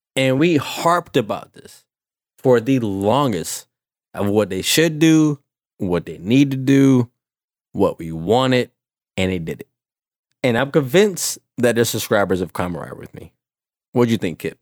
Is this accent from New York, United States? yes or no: no; Savannah, Georgia, United States; I'm a kid from the Savannah, Georgia area